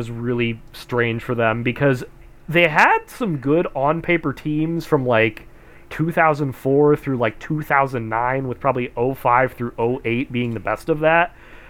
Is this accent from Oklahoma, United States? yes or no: no; Medina, Ohio, United States; also born or lived in Cleveland, Ohio; was born and raised, in Cleveland, Ohio. Or I should say, I was born in Cleveland, grew up in the Medina area, which is like 30, 40 minutes outside of Cleveland, a little bit closer to Akron than Cleveland, but same area.